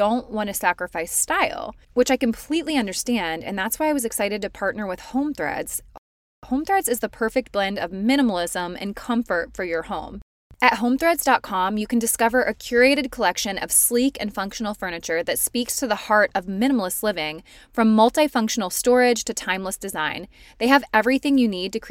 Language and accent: English; Columbus, United States; we're both from Columbus